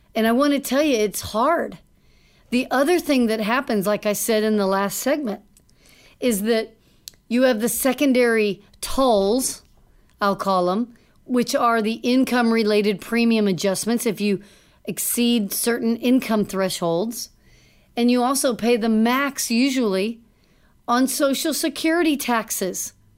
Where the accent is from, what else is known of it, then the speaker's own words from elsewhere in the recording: Dallas, Texas, United States; I grew up in Dallas